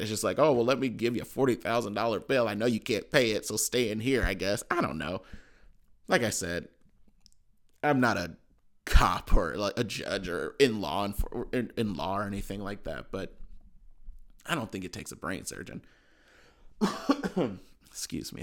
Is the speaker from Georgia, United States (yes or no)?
no; Cleveland, Ohio, United States; I'm from Cleveland